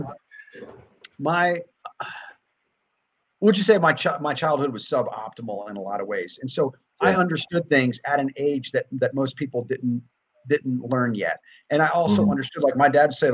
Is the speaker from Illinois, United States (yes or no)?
no; New Jersey, United States; moved away; I grew up back East. I grew up in New Jersey